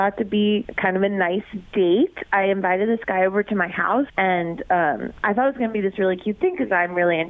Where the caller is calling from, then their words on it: Fairborn, Ohio, United States; I'm calling from Fairborn.